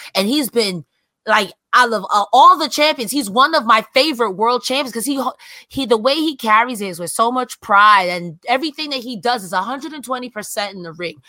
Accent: United States; I'm from America

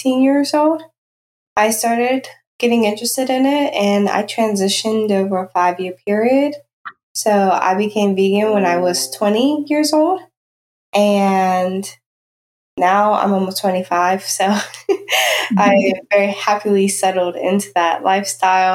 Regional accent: Danville, Virginia, United States; I grew up in rural southwestern Virginia. I grew up in Danville, Virginia

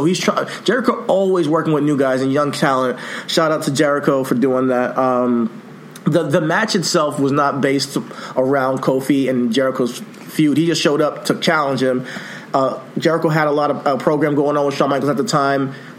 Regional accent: Nigeria; So he's my African brother, Ghanaian. I'm Nigerian. He's Ghanaian.

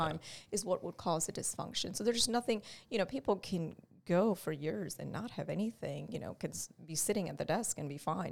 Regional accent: India; moved away as an adult; I grew up in India

